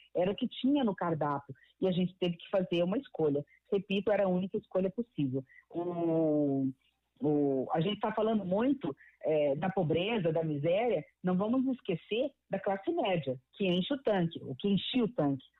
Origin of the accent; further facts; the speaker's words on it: Mato Grosso do Sul, Brazil; eu venho de Mato Grosso do Sul